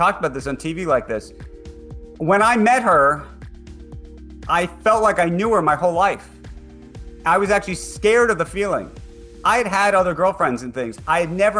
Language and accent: English; New York, United States; I'm a New Yorker